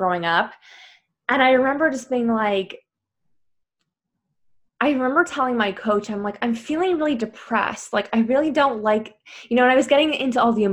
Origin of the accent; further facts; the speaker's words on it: Canada; now in Paris, France; I'm originally from Canada and I live in Paris